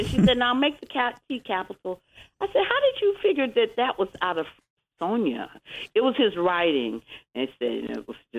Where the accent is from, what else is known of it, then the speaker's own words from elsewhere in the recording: Atlanta, Georgia, United States; born there; Atlanta, Georgia.